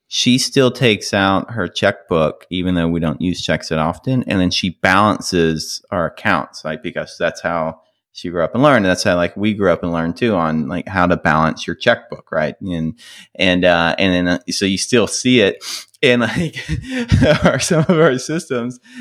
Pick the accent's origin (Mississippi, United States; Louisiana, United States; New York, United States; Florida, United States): Mississippi, United States; growing up in Mississippi